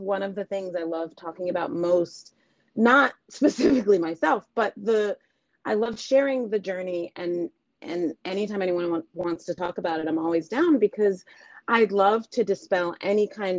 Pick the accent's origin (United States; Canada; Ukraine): United States; New York City, New York; So to give you some of that backstory, I am from New York City.